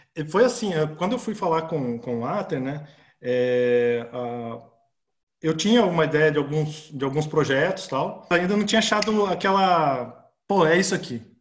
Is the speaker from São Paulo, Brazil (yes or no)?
no; Campo Mourão, Paraná, Brazil; also born or lived in Curitiba; eu nasci em Campo Mourão, né? E fui para estudar em, Curitiba, fazer é, terceiro ano lá